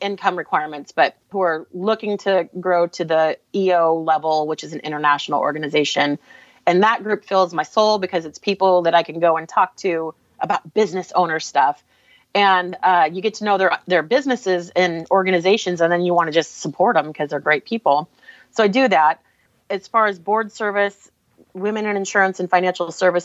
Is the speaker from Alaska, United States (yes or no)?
yes; Alaska, United States; now in Portland, United States; I grew up in Alaska, but my family is all Portland people